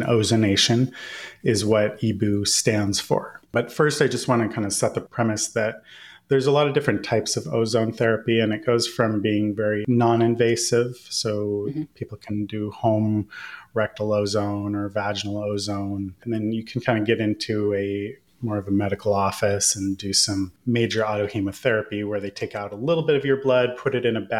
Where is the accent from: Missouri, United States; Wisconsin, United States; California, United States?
California, United States; Northern; I grew up in Northern California